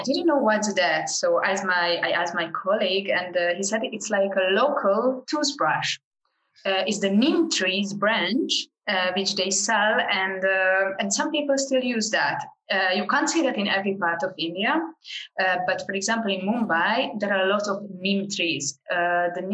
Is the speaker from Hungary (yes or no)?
yes; Hungary; I'm from Hungary originally, and I work with Hungarian groups abroad